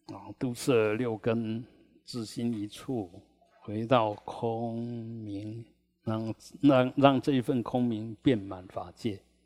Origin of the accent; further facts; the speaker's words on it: Taiwan; 我们台湾人